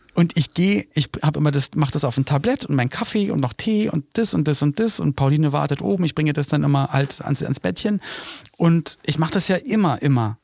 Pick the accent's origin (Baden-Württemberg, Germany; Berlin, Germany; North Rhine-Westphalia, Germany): Berlin, Germany; als Kind in Berlin lebend